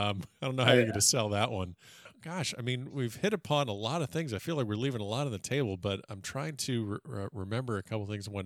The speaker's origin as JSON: {"language": "English", "region": "South Florida", "country": "United States", "tie": "born or raised there", "said": "I'm a South Florida. I grew up in South Florida"}